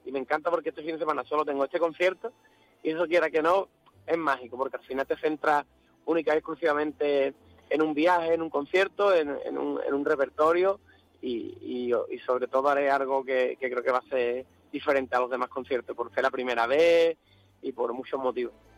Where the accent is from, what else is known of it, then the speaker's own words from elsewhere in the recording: Andalusia, Spain; un poquito de nuestra cultura, un poquito de Andalucía